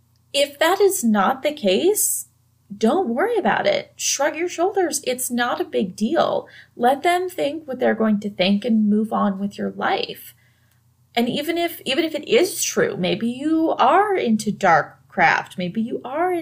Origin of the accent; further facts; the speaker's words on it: the Bible Belt, United States; I grew up in the Bible Belt, surrounded by really, really conservative Christians